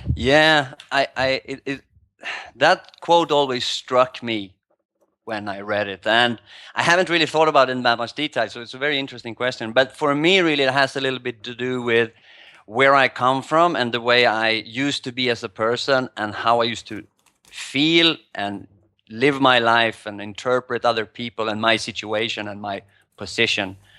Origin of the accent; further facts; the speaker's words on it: Sweden; moved away as an adult; also born or lived in New York / Asia; now in Thailand; I moved from Sweden five years ago.